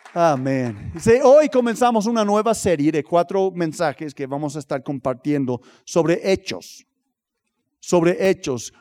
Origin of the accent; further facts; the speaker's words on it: United States; en Estados Unidos, hay, eh, no, no es puro racismo, pero hay racismo, especialmente de donde soy yo